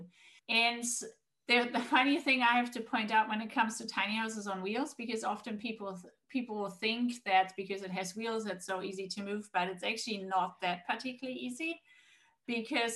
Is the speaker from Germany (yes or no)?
yes; Germany; moved away; also born or lived in Australia; I'm originally from Germany, and my whole family is in Germany